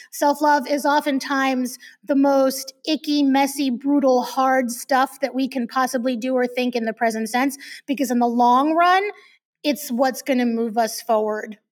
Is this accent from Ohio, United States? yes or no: no; New York, United States; I'm Jewish from New York